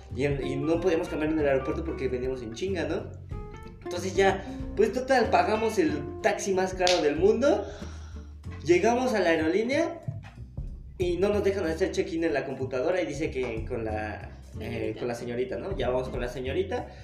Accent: Mexico; yo vengo del extranjero y soy mexicano

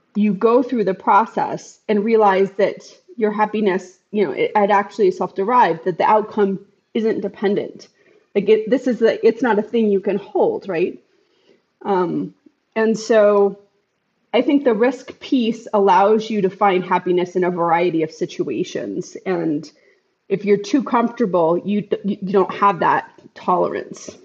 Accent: United States; as an American society

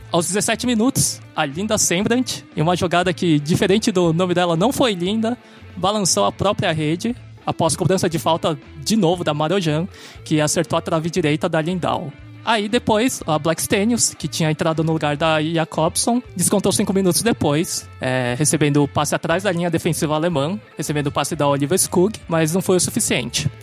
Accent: São Paulo, Brazil; eu sou de São Paulo

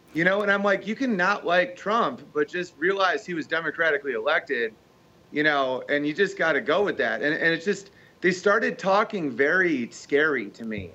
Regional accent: United States; being American

